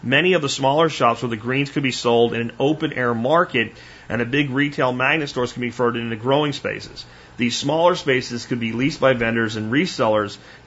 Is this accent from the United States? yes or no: yes; Pottsville, Pennsylvania, United States; moved away; my hometown of Pottsville